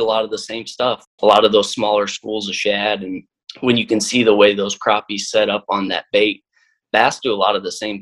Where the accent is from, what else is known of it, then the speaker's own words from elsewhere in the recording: Lake of Egypt, southern Illinois, United States; now in St. Louis, United States; I grew up on Lake of Egypt down in southern Illinois